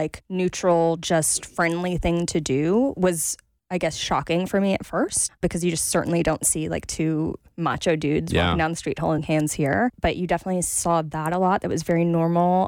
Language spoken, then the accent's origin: English; United States; I'm so American.